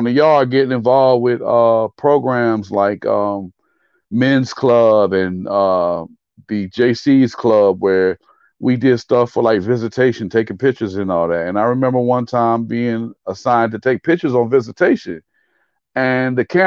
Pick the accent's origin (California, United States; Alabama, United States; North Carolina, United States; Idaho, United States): North Carolina, United States; Fayetteville; my hometown, Fayetteville State University